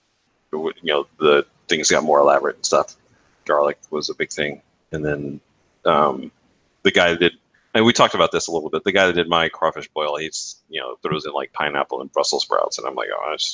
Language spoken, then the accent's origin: English; Germany; What? We're from Germany. I don't know how many gallons that is.